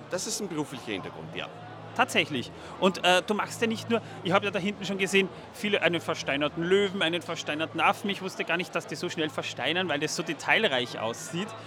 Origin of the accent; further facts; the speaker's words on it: Feldkirch, Vorarlberg, Austria; Aus Vorarlberg ist richtig. Ich komme aus Feldkirch, genau.